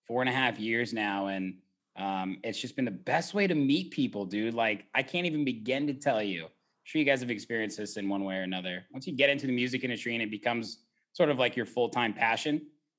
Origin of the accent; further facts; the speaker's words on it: Indiana, United States; I came from Indiana. Tried to make it in Chicago thinking it was going to be easy peasy.